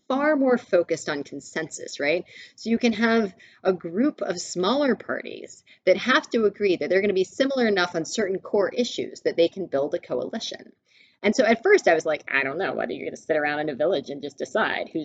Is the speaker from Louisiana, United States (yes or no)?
no; Mississippi, United States; I was born and raised in Mississippi